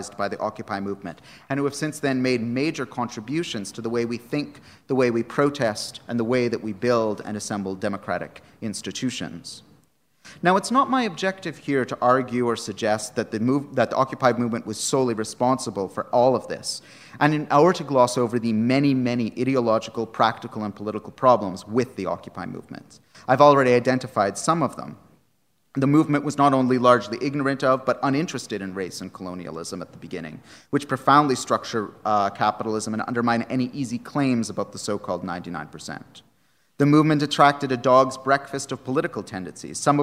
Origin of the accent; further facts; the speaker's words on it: Canada; moved away; my home country of Canada